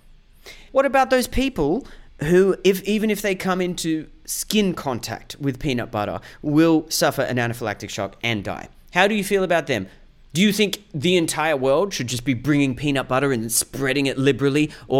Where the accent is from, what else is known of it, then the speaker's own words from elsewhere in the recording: Australia; As an Australian